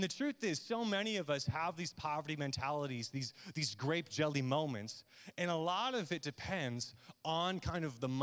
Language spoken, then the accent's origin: English; Midland, Michigan, United States; growing up in Midland, Michigan, where I was born and raised